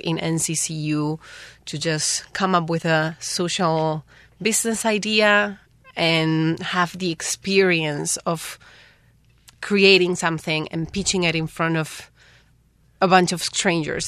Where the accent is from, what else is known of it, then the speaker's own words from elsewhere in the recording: Paraguay; moved away as an adult; now in Taiwan; I'm from Paraguay.